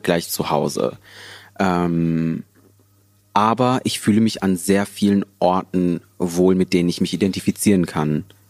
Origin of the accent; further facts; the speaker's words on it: Herne, North Rhine-Westphalia, Germany; Herne ist halt eben meine Heimat